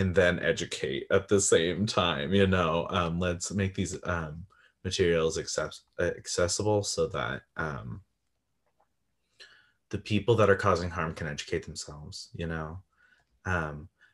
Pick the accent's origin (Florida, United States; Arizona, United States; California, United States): California, United States; I grew up in California in a very wealthy neighborhood, county